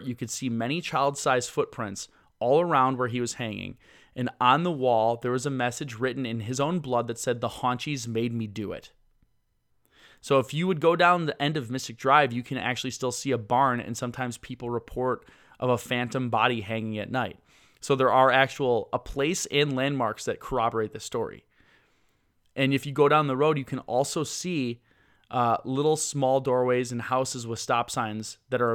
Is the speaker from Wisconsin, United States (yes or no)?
yes; Milwaukee, Wisconsin, United States; I grew up in the Milwaukee area, so it might be because it's based around where I live.